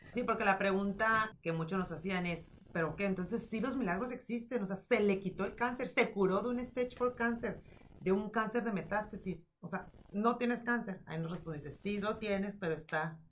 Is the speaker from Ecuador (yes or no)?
no; Mexico; soy mexicana